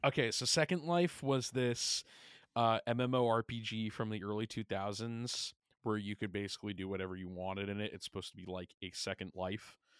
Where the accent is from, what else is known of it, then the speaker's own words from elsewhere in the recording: Long Island, New York, United States; we're both from Long Island